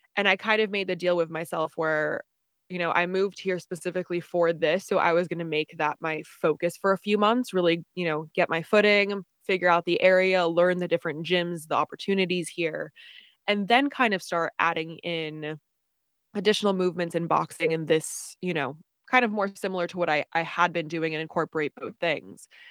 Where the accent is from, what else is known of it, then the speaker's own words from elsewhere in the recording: New Jersey, United States; moved away as an adult; also born or lived in Charlottesville, Virginia; now in Austin, United States; originally, I'm from New Jersey, um, born and raised